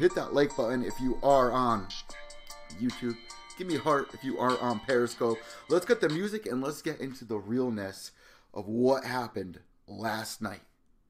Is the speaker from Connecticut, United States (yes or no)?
yes; Connecticut, United States; the beautiful Mohegan Sun Casino in Connecticut, my home state